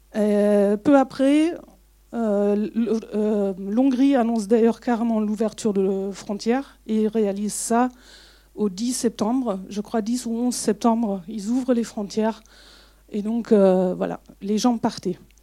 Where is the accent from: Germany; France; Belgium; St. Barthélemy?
Germany; French is a second language; moved away; je suis est-allemande, donc je suis née en RDA